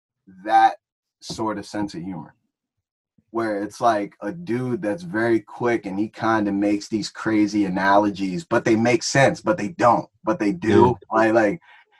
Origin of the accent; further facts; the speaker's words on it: Plainfield, New Jersey, United States; also born or lived in Old Bridge, New Jersey / Franklin, New Jersey; the street we grew up on in Plainfield